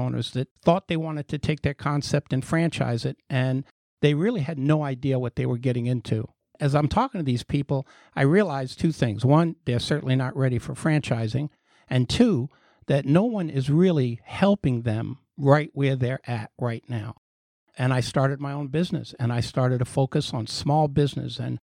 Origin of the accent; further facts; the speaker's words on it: Bronx, New York, United States; born there; now in Florida, United States; Well, like most Floridians, I'm from New York. I was born in the Bronx, but I have been in business here and in Florida since 1986.